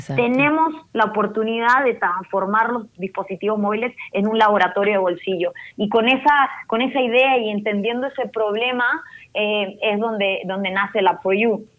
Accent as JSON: {"language": "Spanish", "town": "Arica", "region": "Arica y Parinacota", "country": "Chile", "tie": "born or raised there", "said": "yo soy de Chile originalmente, eh, nací en Chile, en el norte de Chile, en Arica, eh, frontera con Perú"}